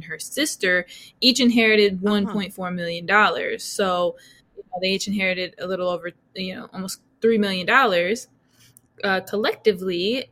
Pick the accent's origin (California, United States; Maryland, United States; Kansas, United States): California, United States; outside of San Francisco, Northern; now in Atlanta, United States; I'm originally from Northern California, outside of San Francisco